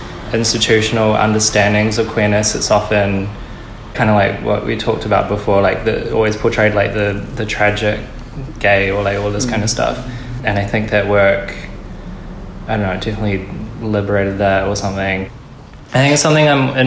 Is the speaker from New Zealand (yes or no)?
yes; Taranaki, New Zealand; now in Auckland, New Zealand; growing up in Taranaki and then moving up to Auckland